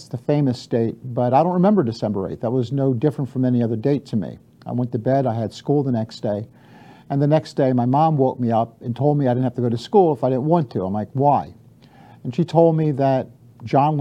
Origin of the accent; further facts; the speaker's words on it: Baltimore, Maryland, United States; I grew up in Baltimore.